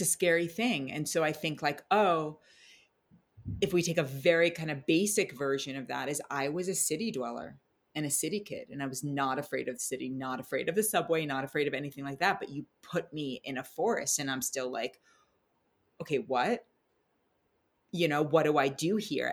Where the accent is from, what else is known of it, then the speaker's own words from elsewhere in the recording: New York City, New York, United States; also born or lived in New Zealand; now in Tennessee, United States; I grew up in Manhattan, which I loved.